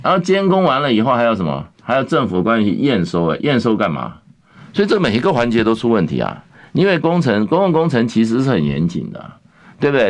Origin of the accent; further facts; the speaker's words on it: Taiwan; 我们在台湾从小长大对地震啊，经历，嗯，我们也算是身经百战